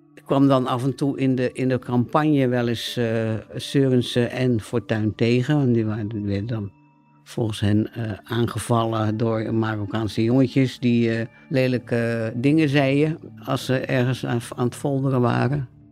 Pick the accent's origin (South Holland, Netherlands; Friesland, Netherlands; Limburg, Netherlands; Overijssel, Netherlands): South Holland, Netherlands; Rotterdam; uit Rotterdam-Zuid kom en daar opgegroeid ben.